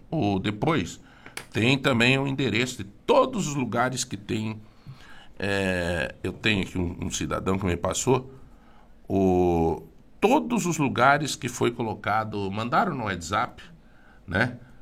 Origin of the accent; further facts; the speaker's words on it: São Domingos, Brazil; moved away; indo para a minha cidade natal, São Domingos